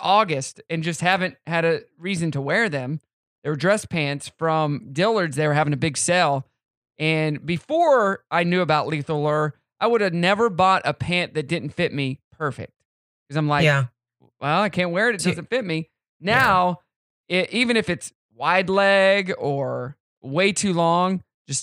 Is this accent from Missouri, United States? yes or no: yes; Southwest City, Missouri, United States; moved away; my hometown of Southwest City